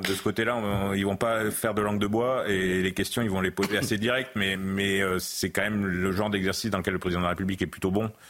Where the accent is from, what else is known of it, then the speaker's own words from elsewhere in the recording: central France, France; dans l'élevage bovin-viande d'où je, d'où je viens, du, centre de la France